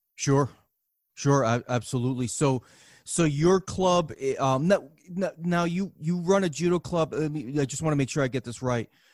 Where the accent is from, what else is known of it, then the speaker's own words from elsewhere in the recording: New York City, New York, United States; moved away; also born or lived in Massachusetts; growing up in New York City and, and certainly, uh, up in Massachusetts near, near Worcester and Boston